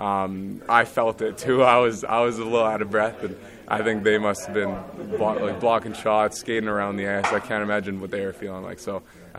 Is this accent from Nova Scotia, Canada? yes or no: no; Montreal, Quebec, Canada; moved away; I was a little kid growing up in Montreal